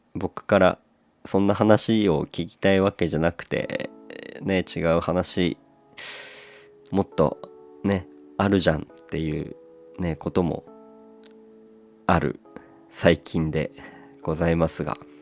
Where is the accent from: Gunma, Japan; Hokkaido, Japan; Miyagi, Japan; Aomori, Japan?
Aomori, Japan; moved away as an adult; now in Tokyo, Japan; 僕のこの地元の青森